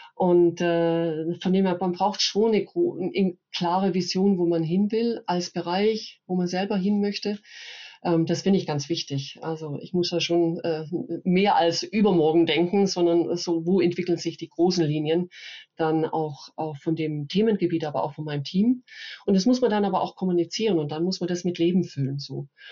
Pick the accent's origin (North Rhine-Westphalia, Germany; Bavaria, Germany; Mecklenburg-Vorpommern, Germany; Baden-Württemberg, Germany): Baden-Württemberg, Germany; Upper Swabia; now in Munich, Germany; bin äh, Schwäbin, nee, ich muss äh, korrekt sagen, Oberschwäbin